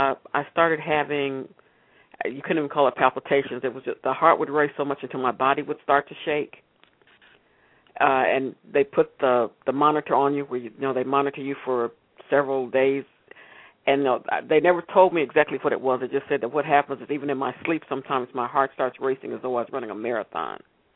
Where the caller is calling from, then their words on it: Austin, Texas, United States; I'm calling from Austin, Texas.